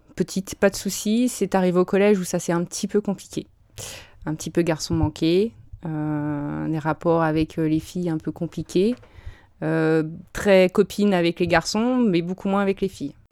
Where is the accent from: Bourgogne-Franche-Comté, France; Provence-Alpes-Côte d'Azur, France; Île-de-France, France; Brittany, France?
Île-de-France, France; Bonneuil-sur-Marne; moved away as an adult; also born or lived in Drancy / Caen; J'ai grandi, alors, ma toute petite enfance à Drancy, en 93. 9-3. Voilà, 9-3, représente. Et euh, arrivé en élémentaire, j'ai grandi à Bonneuil-sur-Marne, à côté de Créteil